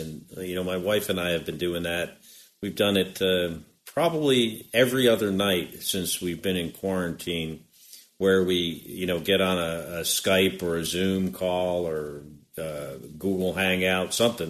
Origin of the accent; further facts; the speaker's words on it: West Orange, New Jersey, United States; Born in Orange, lived in West Orange